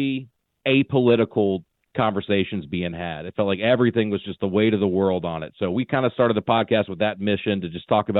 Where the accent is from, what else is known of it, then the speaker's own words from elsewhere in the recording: Alabama, United States; moved away as an adult; now in Nashville, United States; I grew up in Alabama, but I've lived in Nashville, Tennessee for about 15 years now.